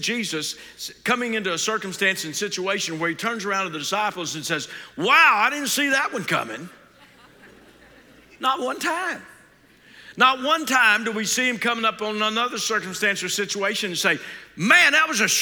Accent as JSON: {"language": "English", "town": "Fort Worth", "region": "Texas", "country": "United States", "tie": "born or raised there", "said": "I grew up in Fort Worth."}